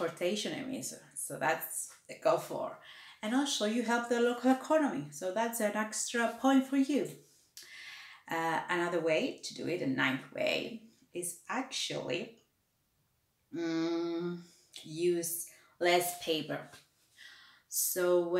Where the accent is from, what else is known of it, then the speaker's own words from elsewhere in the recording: Cyprus; moved away; I came from Cyprus and we already always had a water shortage